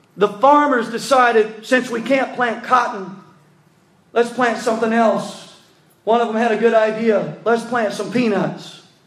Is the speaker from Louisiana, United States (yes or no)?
yes; North Louisiana, United States; now in South Louisiana, United States; we're from North Louisiana